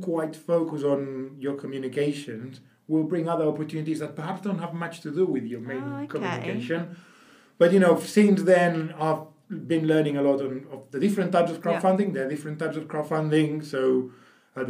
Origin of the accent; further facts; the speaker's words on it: Barcelona, Catalonia, Spain; moved away; I'm from Barcelona originally, so speak decent Spanish